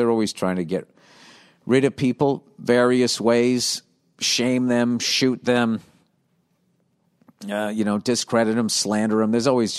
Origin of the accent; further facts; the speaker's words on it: Tunisia; I'm from Tunisia.